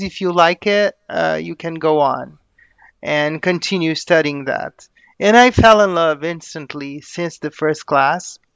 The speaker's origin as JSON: {"language": "English", "country": "Brazil", "tie": "born or raised there", "said": "I am a Brazilian native"}